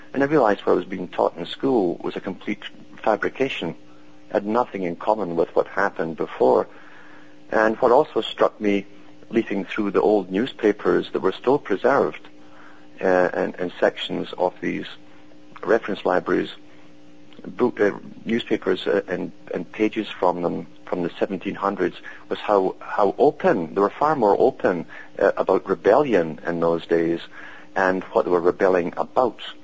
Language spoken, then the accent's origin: English; United Kingdom; I was brought up in Britain